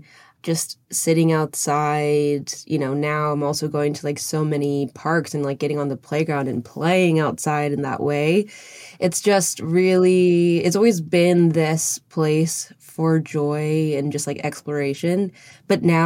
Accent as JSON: {"language": "English", "region": "Northern Virginia", "country": "United States", "tie": "born or raised there", "said": "I grew up in Northern Virginia"}